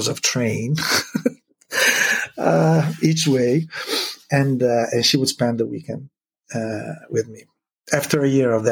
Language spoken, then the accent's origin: English; Italy; moved away as an adult; now in Seattle, United States; Venice is about a couple of hours from my hometown.